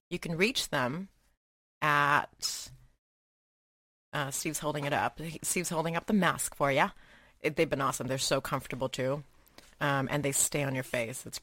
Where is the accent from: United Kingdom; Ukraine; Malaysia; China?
Malaysia; so I grew up in Asia, right? Uh, I spent a lot of like my uh, developing years in Malaysia and all of that.